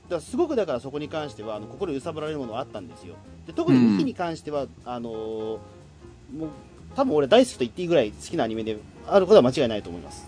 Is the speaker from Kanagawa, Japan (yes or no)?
no; Tokyo, Japan; 東京育ち